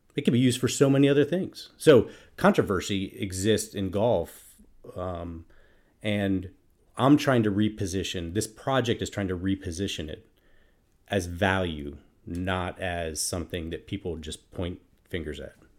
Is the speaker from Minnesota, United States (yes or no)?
yes; Minnesota, United States; I'm from Minnesota